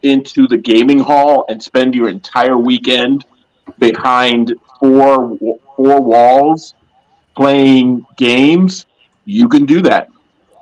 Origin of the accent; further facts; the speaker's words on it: New York, United States; moved away; I'm originally from New York